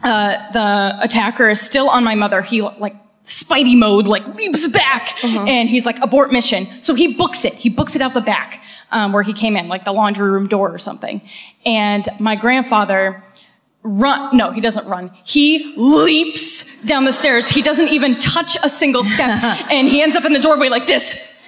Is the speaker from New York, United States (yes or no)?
no; Cape Cod, Massachusetts, United States; I'm from good old Cape Cod.